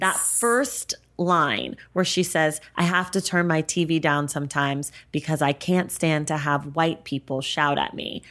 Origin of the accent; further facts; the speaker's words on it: United States; I am Black American